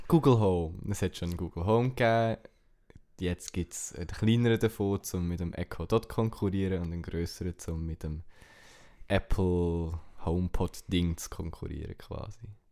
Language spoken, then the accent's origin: German; Switzerland; German is a second language; als Schweizer halt noch schwierig, weil du entweder musst Hochdeutsch reden oder Englisch.